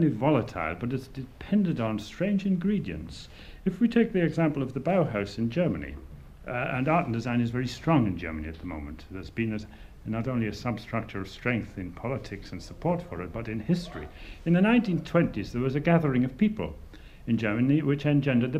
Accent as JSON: {"language": "English", "region": "North Wales", "country": "United Kingdom", "moved": "as an adult", "lives_now": "Dublin, Ireland", "said": "I come from North Wales"}